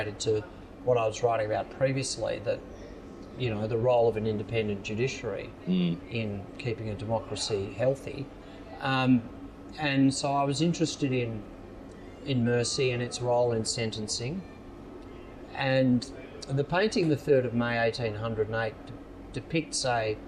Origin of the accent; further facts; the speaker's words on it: Sorrento, Victoria, Australia; growing up in Sorrento